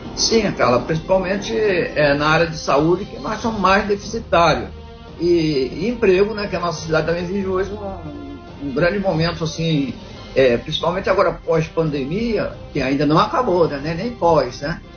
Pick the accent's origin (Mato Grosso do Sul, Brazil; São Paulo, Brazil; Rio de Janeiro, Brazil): Rio de Janeiro, Brazil; Angra dos Reis; also born or lived in Frade, Angra dos Reis / Bracuí, Angra dos Reis; eu sou angrense, sou nascido aqui, estou de origem lá do Ariró. Eu nasci no Ariró.